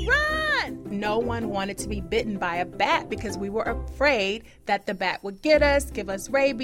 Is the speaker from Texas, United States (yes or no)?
yes; Houston, Texas, United States; being a kid growing up in Houston